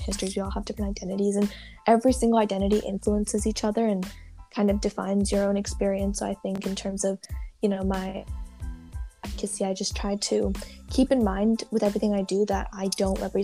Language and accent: English; Santa Barbara, California, United States; I was born and raised in Santa Barbara, and I am a first-generation Indian-American